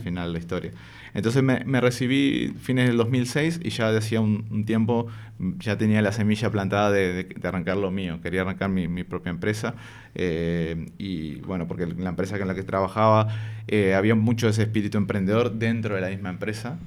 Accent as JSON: {"language": "Spanish", "region": "Montevideo", "country": "Uruguay", "tie": "born or raised there", "moved": "as an adult", "lives_now": "Madrid, Spain", "said": "yo soy de Montevideo, Uruguay me vine para, Madrid eh, hace cuatro años ya casi, en febrero del 2019, pero prácticamente que toda mi vida la viví, la viví allá."}